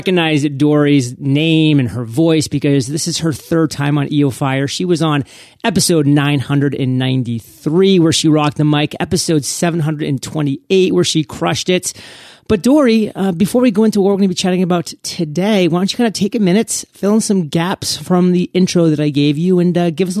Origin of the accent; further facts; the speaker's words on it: New England, United States; I'm from New England, so everybody likes to hate on the New England Patriots